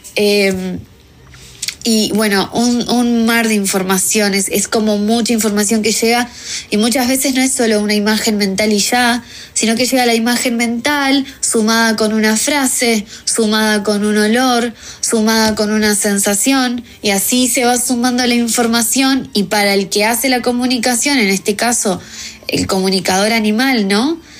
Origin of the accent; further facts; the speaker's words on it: Uruguay; also born or lived in New Zealand; yo soy de Uruguay